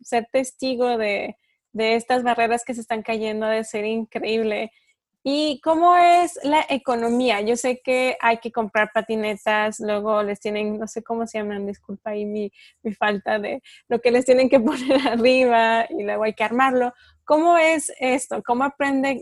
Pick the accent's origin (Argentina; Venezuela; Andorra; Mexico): Mexico; Durango; aquí en Durango, bueno, yo soy de Durango del norte de México